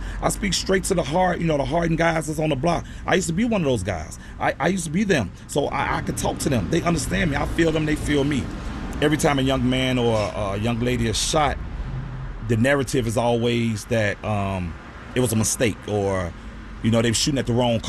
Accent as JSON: {"language": "English", "town": "Chicago", "region": "Illinois", "country": "United States", "tie": "born or raised there", "said": "I grew up near Northside, Cabrini Green area"}